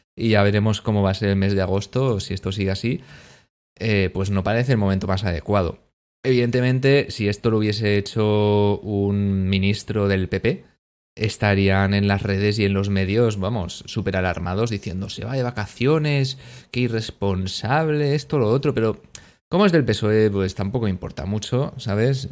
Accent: Spain

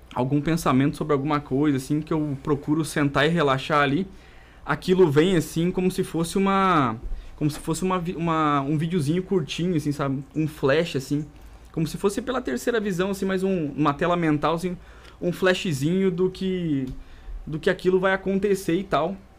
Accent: interior of Rio Grande do Sul, Brazil; first language Portuguese; vim lá do interior do Rio Grande do Sul

